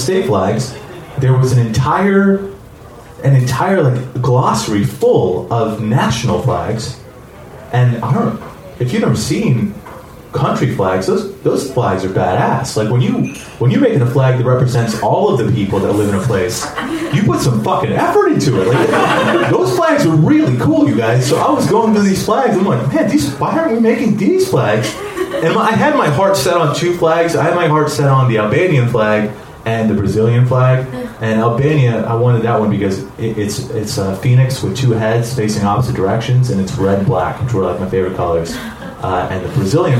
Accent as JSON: {"language": "English", "country": "United States", "tie": "born or raised there", "said": "I grew up here in America. I wasn't born here. I moved here when I was 4"}